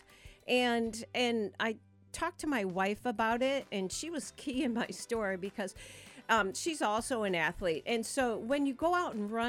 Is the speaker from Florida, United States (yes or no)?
no; Michigan, United States; now in South Portland, United States; I grew up in Michigan